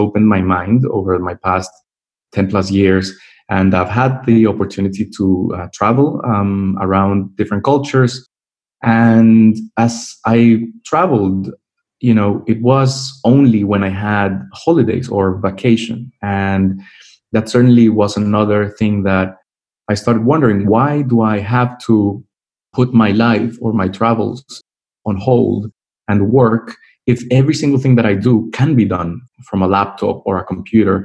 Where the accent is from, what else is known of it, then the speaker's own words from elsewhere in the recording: Colombia; moved away as an adult; also born or lived in Mexico; now in London, United Kingdom; I was born in Mexico, but all my family is Colombian. So I was raised in Colombia. That's where I've lived for most of my life.